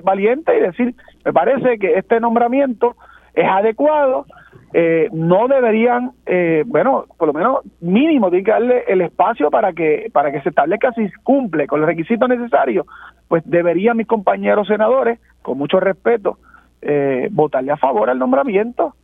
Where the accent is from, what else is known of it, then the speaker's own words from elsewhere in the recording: Puerto Rico; como puertorriqueños